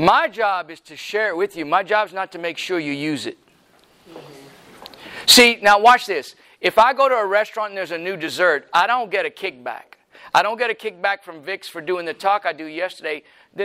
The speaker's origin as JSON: {"language": "English", "region": "Louisiana", "country": "United States", "said": "I'm from Louisiana"}